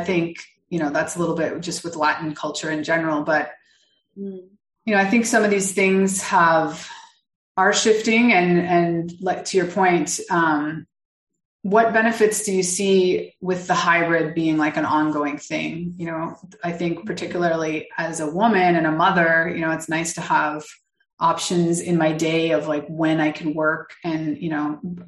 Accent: Canada; now in Mexico; I live in Mexico. I'm originally from Canada

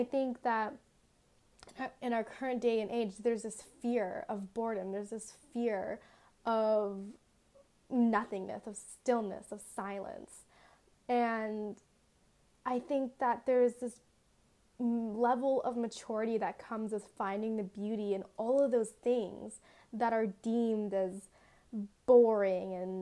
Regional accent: Las Vegas, Nevada, United States; I tell everyone I'm from Las Vegas, but like truly I live in like the suburb of Vegas, which is like 10 minutes away from the actual city

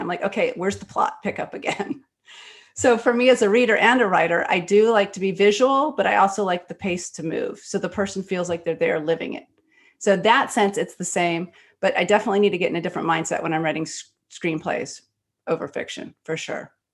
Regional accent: Texas Gulf Coast, United States; I was born in Texas on the Gulf Coast

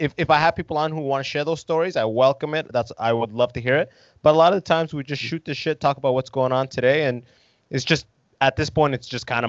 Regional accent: London, Ontario, Canada; When I grew up in London, Ontario. I don't know where your listeners are, but in Ontario, in London, I grew up. I'm an immigrant myself

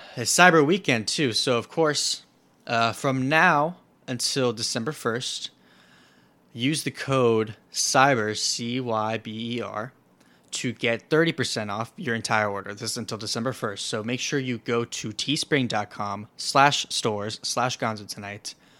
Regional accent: Florida, United States; Florida, my home state

